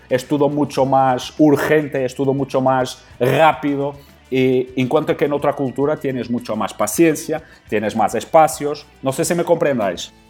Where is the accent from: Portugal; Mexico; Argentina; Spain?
Portugal; Spanish is a second language; also born or lived in Qatar; soy un entrenador portugués